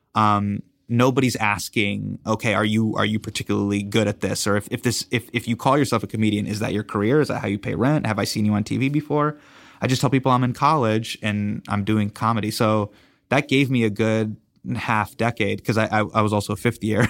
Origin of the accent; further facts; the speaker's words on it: Davis, California, United States; I grew up in Davis